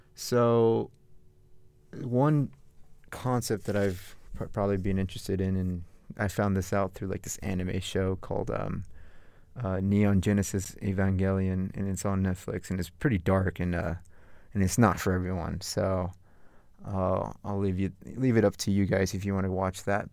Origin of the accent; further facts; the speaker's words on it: Northern Virginia, United States; also born or lived in Farmville, Virginia; growing up in Northern Virginia